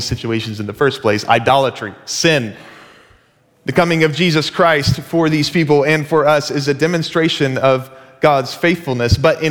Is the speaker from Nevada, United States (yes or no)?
no; Dallas, Texas, United States; moved away as an adult; now in Seattle, United States; we are originally from Dallas, Texas